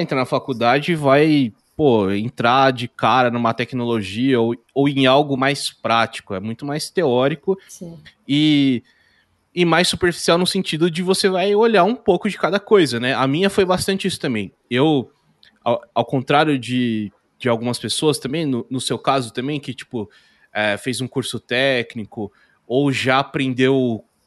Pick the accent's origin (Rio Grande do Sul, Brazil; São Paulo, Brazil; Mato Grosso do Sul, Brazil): São Paulo, Brazil; Indaiatuba; Eu nasci em São Paulo, morei ali até uns 10 anos. Aí eu vim para Indaiatuba, que é interior de São Paulo